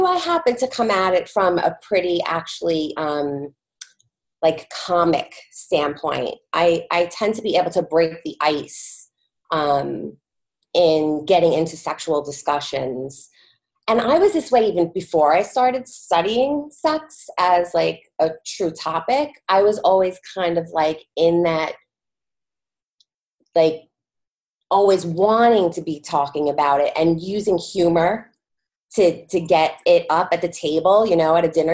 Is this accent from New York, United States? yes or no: yes; New York, United States; I am a New Yorker. I've born and raised living in New York with two sons